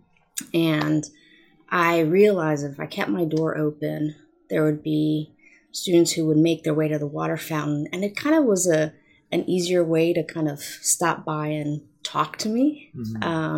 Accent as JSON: {"language": "English", "town": "Oxnard", "region": "California", "country": "United States", "tie": "born or raised there", "also_born_or_lived": "San Luis Obispo / Santa Clara", "moved": "as an adult", "said": "my hometown of Oxnard"}